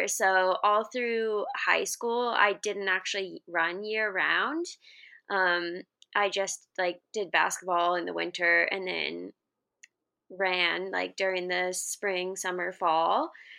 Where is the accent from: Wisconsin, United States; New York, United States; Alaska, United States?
Alaska, United States; moved away as an adult; also born or lived in Boise, Idaho; now in Seattle, United States; I'm originally from Alaska, went to college at Boise State